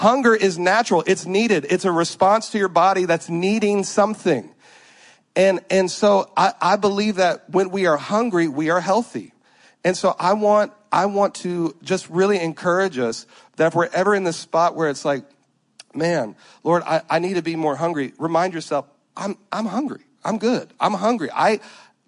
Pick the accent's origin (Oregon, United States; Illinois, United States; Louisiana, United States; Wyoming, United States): Louisiana, United States; I'm from Louisiana.